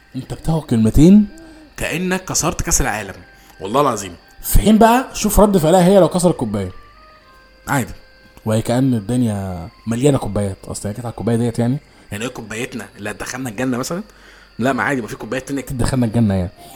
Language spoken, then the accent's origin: Arabic; Egypt; احنا كاطفال مصريين